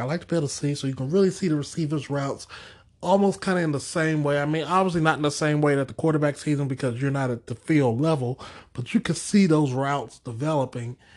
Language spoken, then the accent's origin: English; Houston, Texas, United States; growing up in Houston and being down the road from Dallas